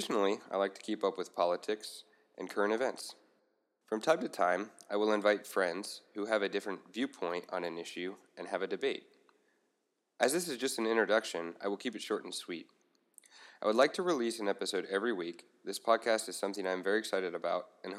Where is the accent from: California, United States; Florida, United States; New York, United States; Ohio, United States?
Ohio, United States; Cincinnati; I grew up in Cincinnati, Ohio